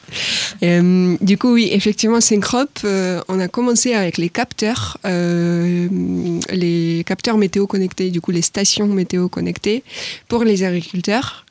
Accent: Ukraine; French is a second language; moved away as an adult; now in France; je suis ukrainienne

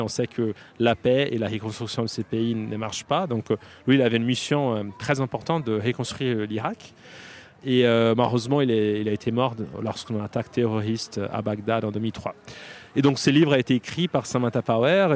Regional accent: Brazil; French is a second language; moved away as an adult; now in Paris, France; je suis brésilien

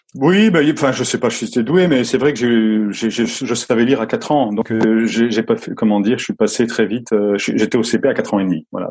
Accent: Lorraine, Grand Est, France; je suis originaire de, je suis né en Lorraine, dans la, Lorraine sidérurgique

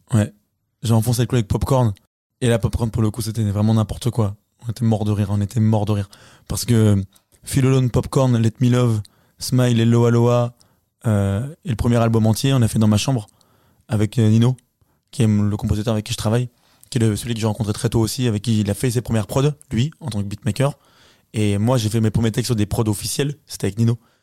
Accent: Cholet, Pays de la Loire, France; Je viens de Cholet, la terre promise

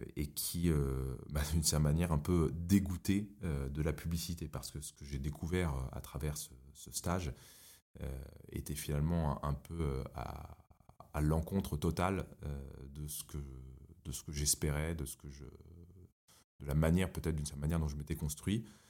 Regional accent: Paris, Île-de-France, France; J'ai grandi à Paris.

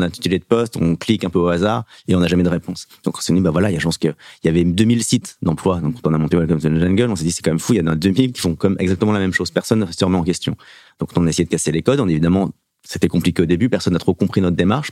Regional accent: Paris suburbs, Île-de-France, France; j'ai fait toute mon adolescence aussi, même à roy en banlieue parisienne

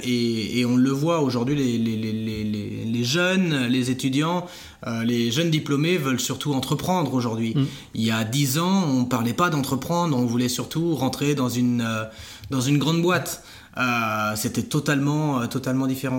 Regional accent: Saint-Jean-de-Monts, Pays de la Loire, France; also born or lived in Barcelona / Florence; je suis originaire de Saint-Jean-de-Mont en Vendée

